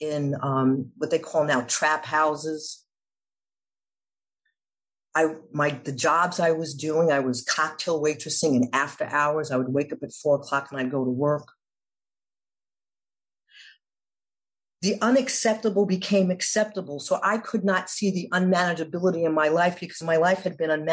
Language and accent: English; New York City, New York, United States; I grew up in New York City in the 80s.